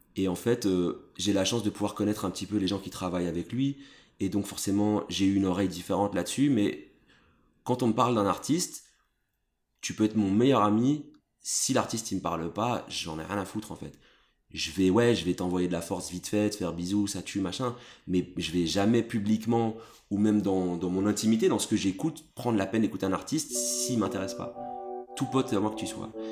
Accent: Brussels, Brussels-Capital Region, Belgium; je suis né à Bruxelles

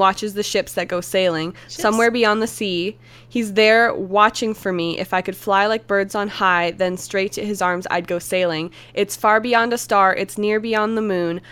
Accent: Canada; I don't know how to speak French. I'm Canadian

